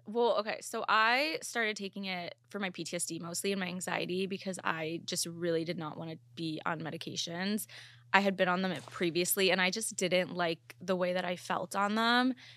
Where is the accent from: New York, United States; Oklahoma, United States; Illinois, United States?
Illinois, United States; Chicago; moved away; also born or lived in Ohio / Columbus; I'm actually not from Ohio, though. I'm from Chicago, but I lived in Ohio for, like, eight years